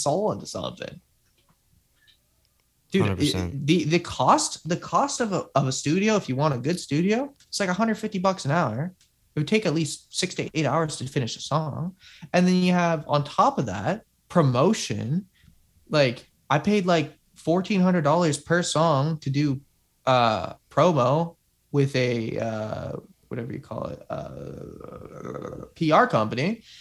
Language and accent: English; Canada; we're both Canadian